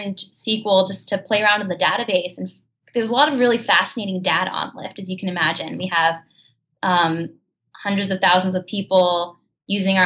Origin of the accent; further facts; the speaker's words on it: New Jersey, United States; moved away as an adult; now in San Francisco, United States; I guess I'm from New Jersey.